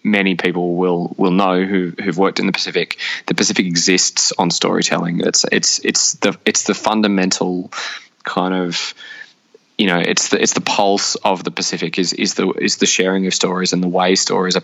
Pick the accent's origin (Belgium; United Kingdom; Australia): Australia; as an Australian